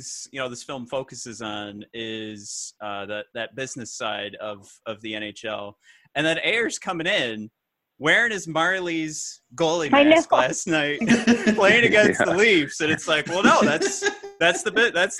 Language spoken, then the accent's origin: English; Detroit, Michigan, United States; we grew up in Detroit